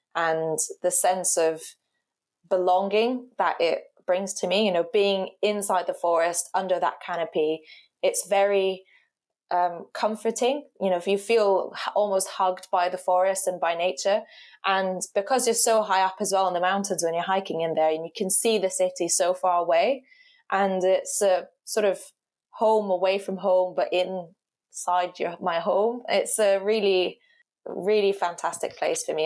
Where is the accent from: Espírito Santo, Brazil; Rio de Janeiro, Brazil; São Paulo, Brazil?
Rio de Janeiro, Brazil; now in Cambridge, United Kingdom; I grew up in Rio. So Rio to me is my, my home